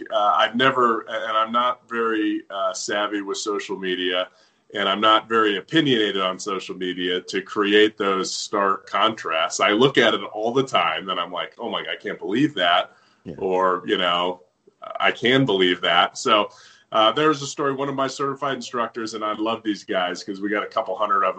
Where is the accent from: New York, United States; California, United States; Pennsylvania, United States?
California, United States; Southern; I grew up with him in Southern California